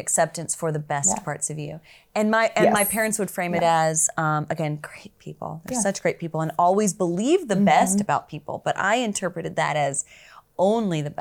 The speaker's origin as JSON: {"language": "English", "region": "South Carolina", "country": "United States", "tie": "born or raised there", "also_born_or_lived": "Florida / Toledo, Ohio", "moved": "as an adult", "said": "I grew up in South Carolina"}